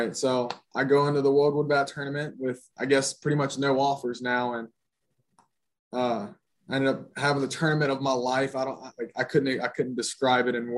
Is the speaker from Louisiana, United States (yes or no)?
yes; Bossier City, Louisiana, United States; moved away as an adult; also born or lived in Alabama / Georgia; I'm from Bossier City, Louisiana